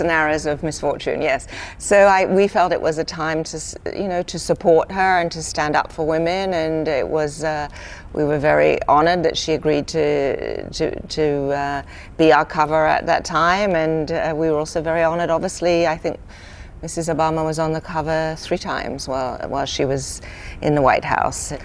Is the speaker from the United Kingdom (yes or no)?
yes; United Kingdom; moved away; when I was a young girl growing up in Britain